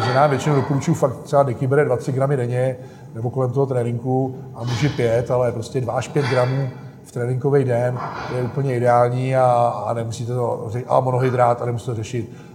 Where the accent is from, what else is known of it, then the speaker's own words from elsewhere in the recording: South Bohemian Region, Czechia; jak jsme z Jihu Čech, tak tady jsou sami rybníky